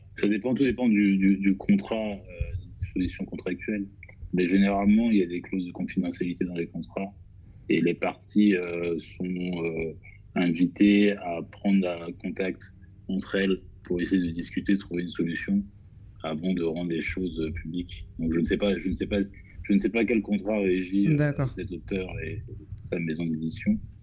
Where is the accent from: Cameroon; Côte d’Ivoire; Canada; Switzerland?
Côte d’Ivoire; now in Paris, France; je suis ivoirien, j'ai grandi en Côte d'Ivoire